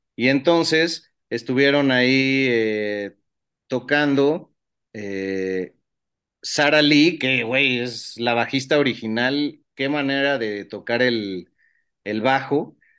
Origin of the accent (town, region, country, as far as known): Mexico